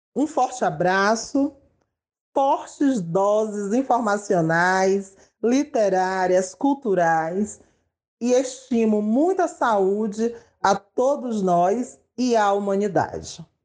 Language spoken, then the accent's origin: Portuguese; São Luís, Maranhão, Brazil; Nasci e moro em São Luís, capital do estado do Maranhão